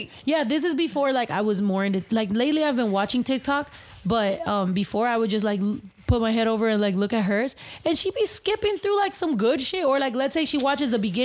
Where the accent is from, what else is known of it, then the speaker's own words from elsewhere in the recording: San Diego, California, United States; I grew up in San Diego partially, and San Diego is mostly Filipino